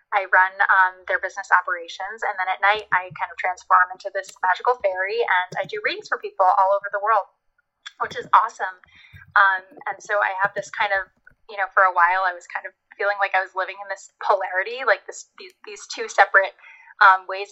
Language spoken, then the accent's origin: English; New Jersey, United States; moved away as an adult; also born or lived in Washington, D.C. / New York City; I grew up in New Jersey